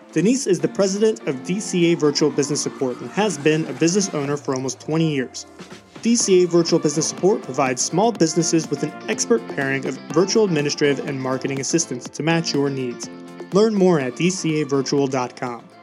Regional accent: Germany; moved away; So I came from Germany, and yes, that dream was business ownership, was being an entrepreneur

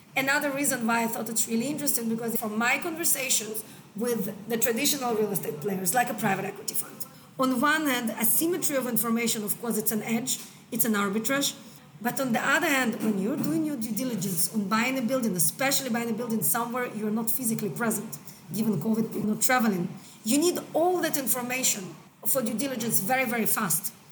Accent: Israel; moved away as an adult; also born or lived in United States; now in Hong Kong; So I'm from Israel originally. I've been living in Hong Kong now for 13 years.

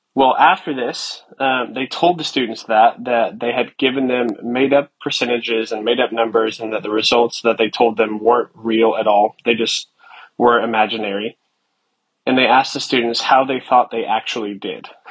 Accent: United States; as an American

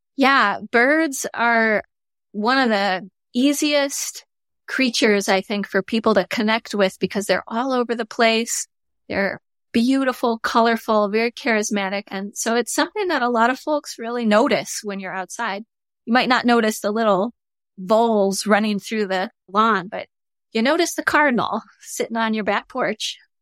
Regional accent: Michigan, United States; moved away; I grew up in Michigan

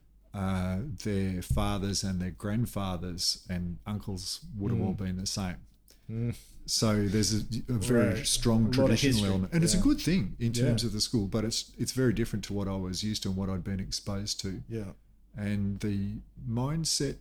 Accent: Melbourne, Victoria, Australia; now in Cairns, Australia; We lived in a suburb in what was then outer Melbourne when I grew up in Blackburn.

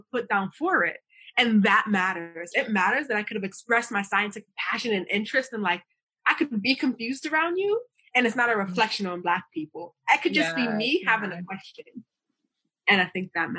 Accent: New York, United States; moved away as an adult; now in Sydney, Australia; I grew up in Brooklyn, which is very diverse.

